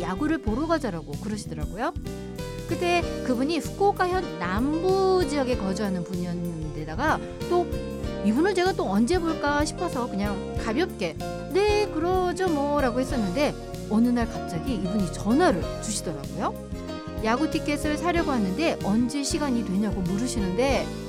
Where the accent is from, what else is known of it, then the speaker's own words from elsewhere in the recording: Incheon, South Korea; moved away as an adult; now in Fukuoka, Japan; 세계를 향한 동북아의 국제도시 인천에서 왔습니다